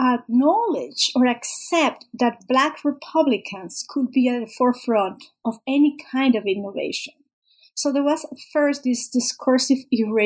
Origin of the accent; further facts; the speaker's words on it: Panama; I'm Panamanian, I grew up in Panama, and I had never heard about it.